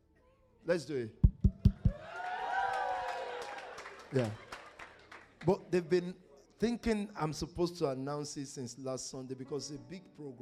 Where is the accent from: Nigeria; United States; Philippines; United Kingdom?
Nigeria; I'm from Nigeria